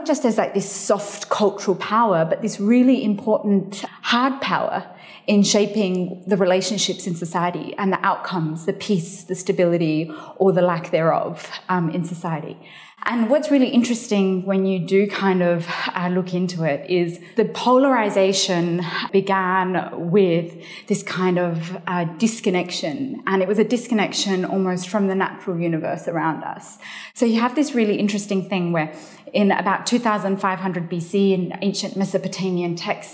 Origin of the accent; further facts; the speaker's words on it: Australia; also born or lived in Afghanistan; I was born in Afghanistan. My family migrated to Australia in the mid-80s